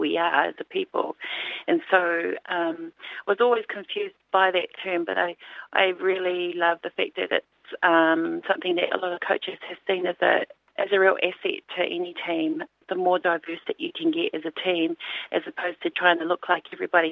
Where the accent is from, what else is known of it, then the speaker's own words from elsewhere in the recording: Auckland, New Zealand; growing up in Auckland and being part of a very religious family